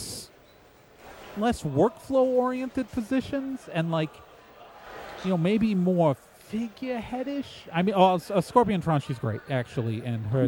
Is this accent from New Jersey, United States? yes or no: yes; New Jersey, United States; I'm from New Jersey.